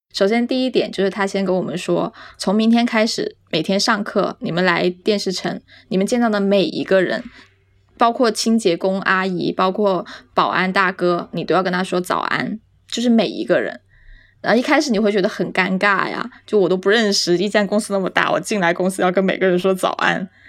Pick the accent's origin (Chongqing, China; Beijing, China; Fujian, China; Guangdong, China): Guangdong, China; also born or lived in Jiangxi; 我小时候在江西出生，但是我四岁其实就去了广东，跟爸爸妈妈就是移民去了广东。我一直都不是很会讲广东话